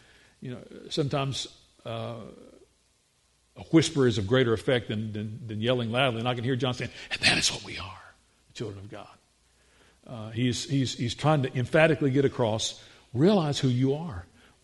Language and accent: English; the South, United States; we articulate the English language here in the South